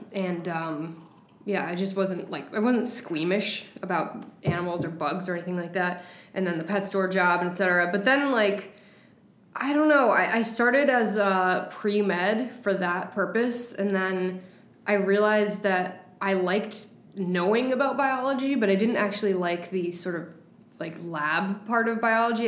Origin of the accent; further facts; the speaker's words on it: West Hartford, Connecticut, United States; i grew up in west hartford connecticut in the suburbs